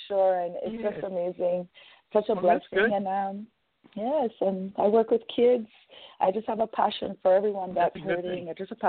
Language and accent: English; Montego Bay, Saint James, Jamaica; now in Vancouver, Canada; I'm Jamaican born from St. James, Montego Bay, but I've been residing in Canada since 1991.